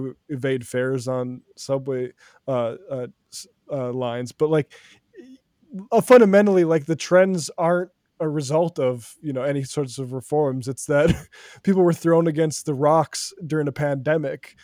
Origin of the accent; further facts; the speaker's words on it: North Dakota, United States; I grew up in North Dakota